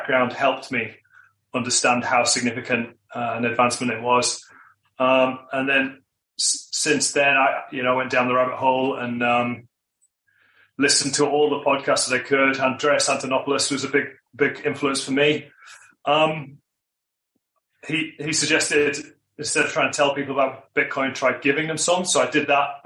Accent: United Kingdom; moved away as an adult; also born or lived in Australia; now in Queenstown, New Zealand; I'm originally from the UK

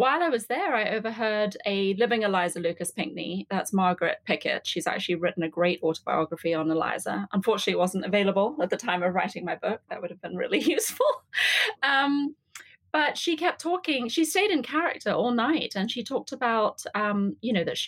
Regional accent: England, United Kingdom; now in Atlanta, United States; I grew up in England, as you can probably tell from my accent.

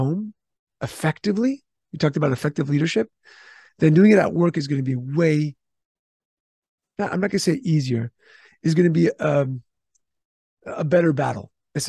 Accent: California, United States; I'm from California. We have some of the strictest HR laws and rules.

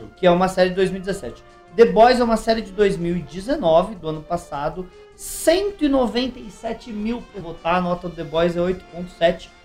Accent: Brazil; eu sou brasileiro

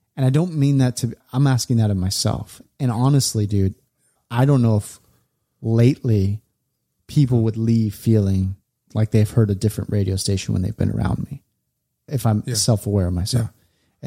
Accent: California, United States; we we grew up in California

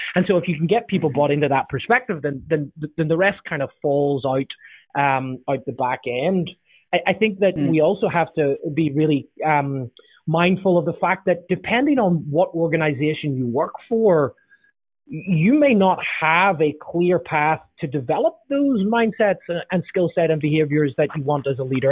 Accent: Northern Ireland, United Kingdom; now in Southern California, United States; I'm from Northern Ireland originally, now I live in southern sunny Southern California

